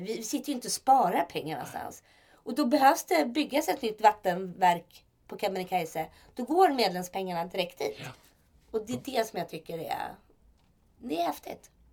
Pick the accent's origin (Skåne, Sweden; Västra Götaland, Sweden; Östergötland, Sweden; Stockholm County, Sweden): Stockholm County, Sweden; Stockholm; Jag är uppvuxen i Stockholm